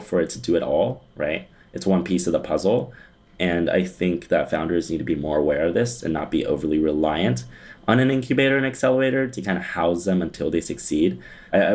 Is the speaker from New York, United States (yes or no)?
no; Pasadena, California, United States; I'm from Pasadena